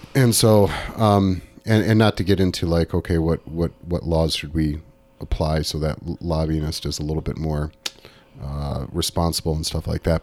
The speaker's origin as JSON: {"language": "English", "region": "Southern California", "country": "United States", "tie": "born or raised there", "said": "growing up in Southern California in, in the nineteen eighties."}